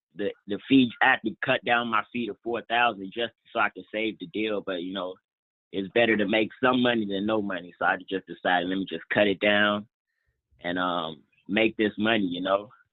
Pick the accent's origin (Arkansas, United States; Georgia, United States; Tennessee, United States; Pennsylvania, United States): Georgia, United States; Atlanta; in Atlanta right now, which is um actually like my hometown